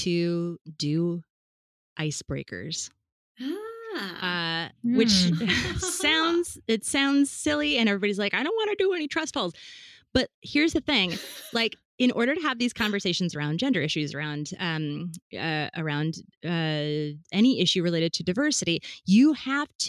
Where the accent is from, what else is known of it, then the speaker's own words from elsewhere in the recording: Fargo, North Dakota, United States; now in Rhode Island, United States; I'm from Fargo, Midwest? Fargo, North Dakota.